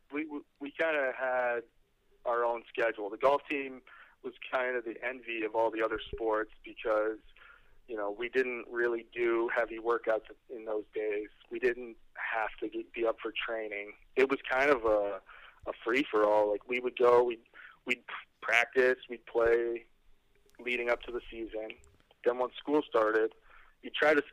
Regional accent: Ontario, Canada; also born or lived in Connecticut, United States; growing up in Canada

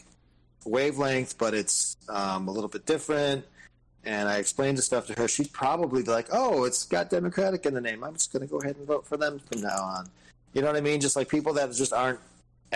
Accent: Detroit, Michigan, United States; we grew up in Detroit

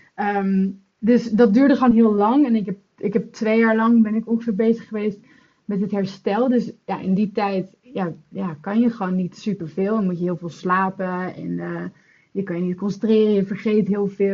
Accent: Netherlands; now in London, United Kingdom; ik kom uit Nederland, maar ik woon in Londen

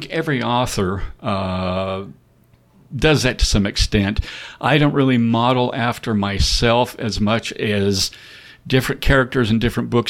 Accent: Wyoming, United States; they're not going to want to hear from me. I'm from Wyoming, you know.

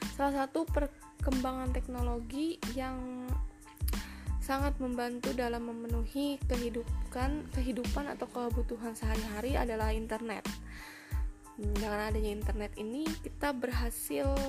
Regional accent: Kotabaru, South Kalimantan, Indonesia; daerahku ya yaitu Kabupaten Kota Baru

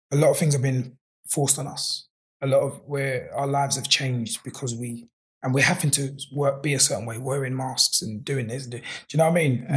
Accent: London, United Kingdom; I'm from Peckham

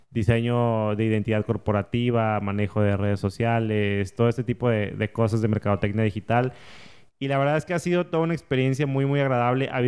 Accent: Saltillo, Coahuila, Mexico; born there; now in Monterrey, Mexico; em, yo nací en Saltillo. Em, hace 30 años, tengo 30 años, ya tengo acá en Monterrey como 13 años más o menos, antes de vivir, antes viví en otras ciudades y demás.

